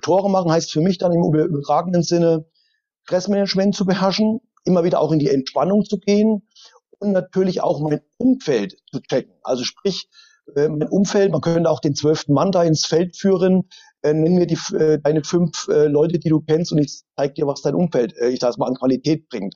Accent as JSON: {"language": "German", "region": "East Germany", "country": "Germany", "tie": "born or raised there", "said": "geboren als Ossi"}